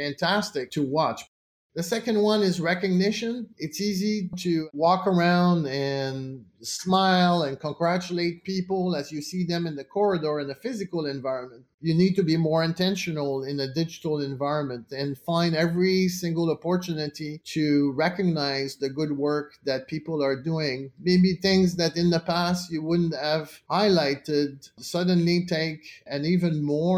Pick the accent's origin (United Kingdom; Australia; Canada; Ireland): Canada; as a Canadian